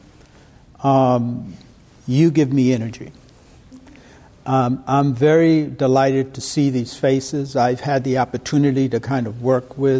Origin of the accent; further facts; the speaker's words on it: Boston, Massachusetts, United States; moved away as an adult; I was born and raised in Roxbury, Massachusetts. It's part of Boston.